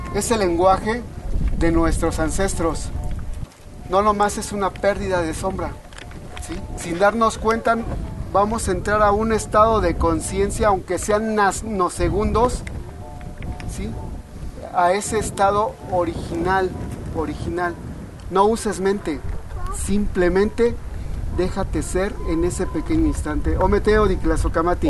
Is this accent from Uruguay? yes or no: no; Mexico; nosotros como mexicanos